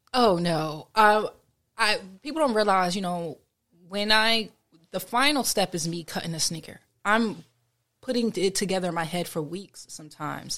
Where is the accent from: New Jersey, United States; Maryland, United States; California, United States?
New Jersey, United States; Trenton; in my hometown specifically, I've helped clean up the neighborhoods where I grew up at.